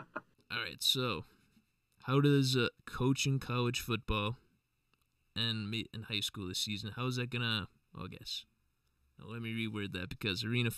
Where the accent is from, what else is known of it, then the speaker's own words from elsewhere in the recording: Mandan, North Dakota, United States; we're from Mandan, North Dakota, and we got Bismarck right across the river.